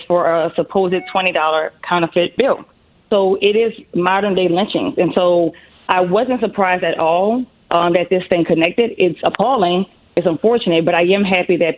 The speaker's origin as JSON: {"language": "English", "town": "New Orleans", "region": "Louisiana", "country": "United States", "tie": "born or raised there", "said": "I'm from New Orleans. So that's where the beautiful accent comes from."}